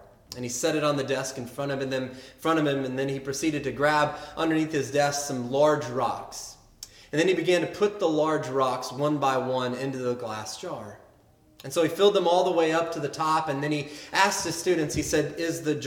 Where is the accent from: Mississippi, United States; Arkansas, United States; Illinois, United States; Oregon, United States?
Arkansas, United States; I grew up in Arkansas